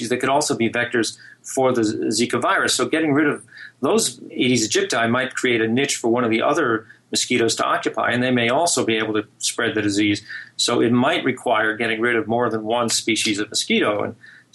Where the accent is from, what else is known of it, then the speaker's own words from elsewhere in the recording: New Jersey, United States; I grew up in New Jersey